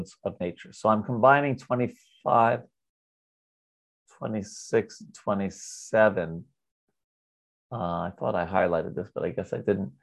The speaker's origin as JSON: {"language": "English", "region": "New York", "country": "United States", "said": "I'm from New York."}